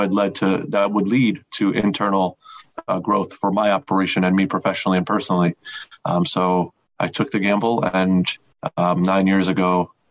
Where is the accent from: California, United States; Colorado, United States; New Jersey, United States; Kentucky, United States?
New Jersey, United States; I grew up in New Jersey